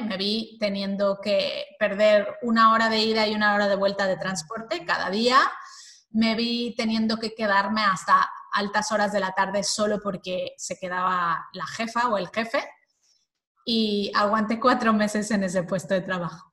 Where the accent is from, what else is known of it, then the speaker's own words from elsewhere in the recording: Mexico; moved away as an adult; now in Spain; Soy mexicana, y llevo ya 20 eh, años o algo así viviendo en España.